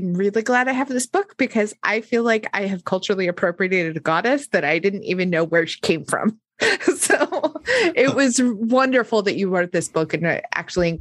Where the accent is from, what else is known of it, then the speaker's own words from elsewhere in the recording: United States; being American